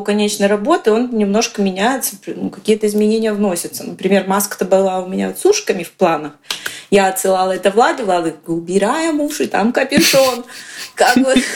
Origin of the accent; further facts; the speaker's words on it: Kostroma, Kostroma Oblast, Russia; я из Костромы.